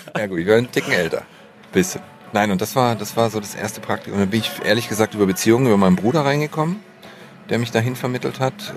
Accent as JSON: {"language": "German", "town": "Stuttgart", "region": "Baden-Württemberg", "country": "Germany", "tie": "born or raised there", "also_born_or_lived": "Marbach am Neckar", "moved": "as an adult", "lives_now": "Düsseldorf, Germany", "said": "ursprünglich Schwabe, Stuttgart, geboren in Schillers Geburtsstadt Marbach"}